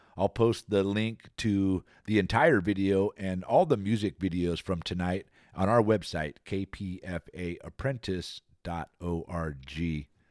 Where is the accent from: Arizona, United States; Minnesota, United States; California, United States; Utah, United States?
California, United States; Antioch; Antioch, my hometown, Bay Miwok territory here